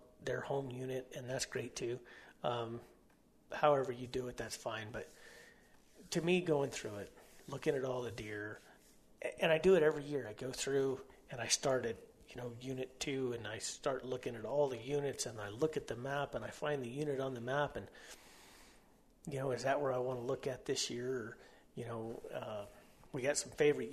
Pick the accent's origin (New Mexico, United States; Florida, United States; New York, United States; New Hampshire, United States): New Mexico, United States; near Holloman Air Force Base, White Sands Missile Range; I grew up right there next to Holloman Air Force Base, White Sands Missile Range